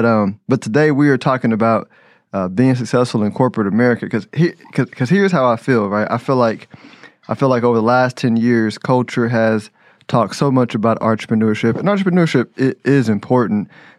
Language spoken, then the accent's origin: English; Houston, Texas, United States; moved away as an adult; now in Dallas, United States; I was from Houston, you know, and us Houstonites come into Dallas